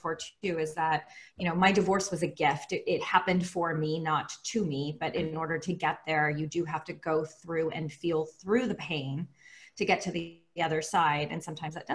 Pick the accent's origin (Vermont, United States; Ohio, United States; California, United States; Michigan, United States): California, United States; Bay Area; now in Los Angeles, United States; I live in Los Angeles, California, but I'm originally from the Bay Area